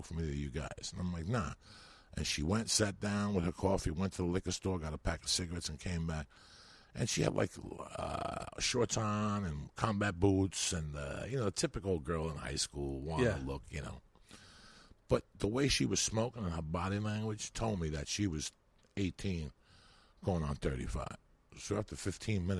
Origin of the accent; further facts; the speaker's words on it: North Bergen, New Jersey, United States; English is a second language; also born or lived in Cuba; I'm from the second hilliest city in the country. I'm from North Bergen, New Jersey, where you're always tackling hills